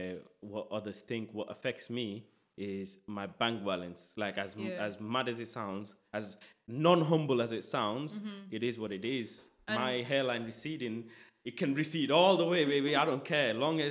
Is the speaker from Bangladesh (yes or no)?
yes; Dhaka, Dhaka Division, Bangladesh; English is a second language; now in United Kingdom; I was born in Bangladesh, in Dhaka, in the capital city